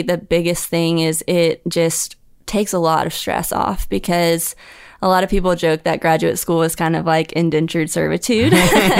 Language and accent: English; Huntsville, Alabama, United States; Huntsville, Alabama.